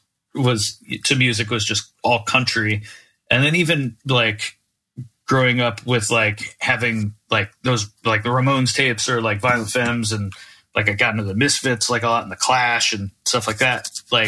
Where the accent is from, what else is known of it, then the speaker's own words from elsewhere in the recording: Naples, Florida, United States; especially growing up in Naples, like there wasn't really a scene there at all